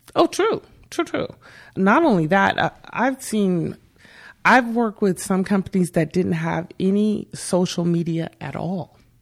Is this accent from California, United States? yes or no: yes; Bakersfield, California, United States; I grew up here in Bakersfield.